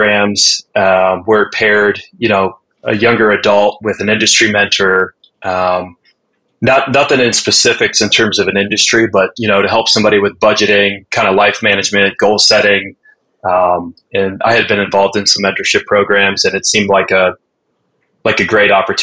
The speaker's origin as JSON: {"language": "English", "town": "Cincinnati", "region": "Ohio", "country": "United States", "tie": "born or raised there", "said": "I was born and raised in Cincinnati"}